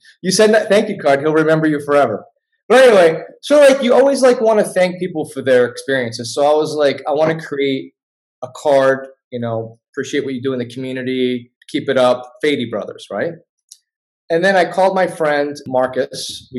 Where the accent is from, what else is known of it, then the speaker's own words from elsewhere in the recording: Jerusalem, Palestine; I'm from Jerusalem. Oh, I love Israel, dude. Like, yeah. I'm like, no, man, I'm Palestinian, you know